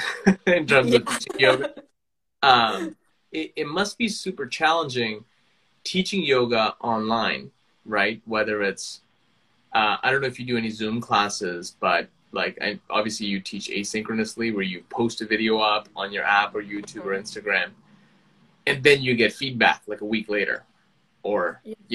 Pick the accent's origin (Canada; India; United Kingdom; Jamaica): India; moved away; I'm from India originally